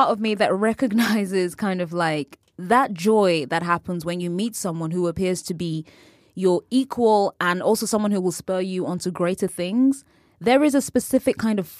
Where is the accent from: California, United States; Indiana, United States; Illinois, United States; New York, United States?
California, United States; Mike's from Newark. I'm from the East Bay area. Similar cultural politics, similar conflict in the places we're coming from.